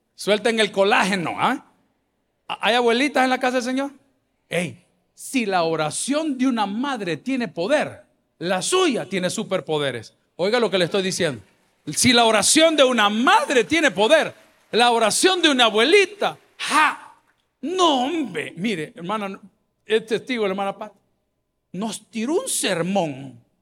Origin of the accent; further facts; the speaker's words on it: El Salvador; los parques de nuestra capital, que están muy bonitos, El Salvador del mundo, el centro de San Salvador